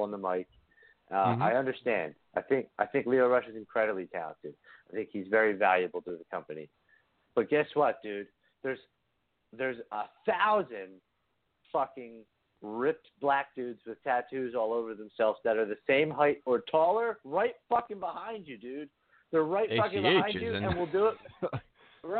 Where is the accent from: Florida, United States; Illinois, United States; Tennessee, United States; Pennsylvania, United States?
Pennsylvania, United States; Bristol; I grew up in Bristolboro, Pennsylvania, in Bucks County, which is like a half an hour north of Philadelphia